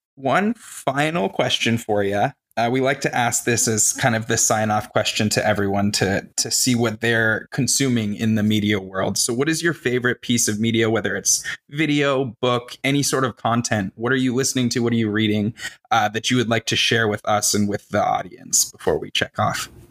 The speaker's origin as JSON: {"language": "English", "region": "Arizona", "country": "United States", "tie": "born or raised there", "said": "I I grew up in Arizona and I've spent the majority of my life here"}